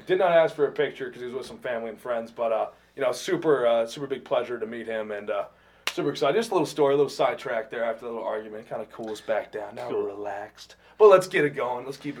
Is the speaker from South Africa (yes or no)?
no; Fort Worth, Texas, United States; I'm from Fort Worth, Texas.